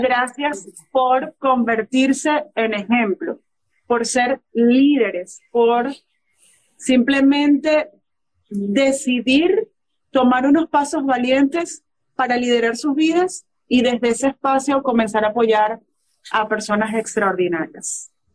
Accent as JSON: {"language": "Spanish", "country": "Venezuela", "tie": "born or raised there", "said": "En Venezuela, en la tierra donde yo nací"}